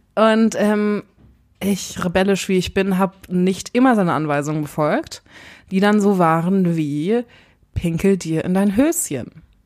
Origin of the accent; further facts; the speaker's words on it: Berlin, Germany; als Urberliner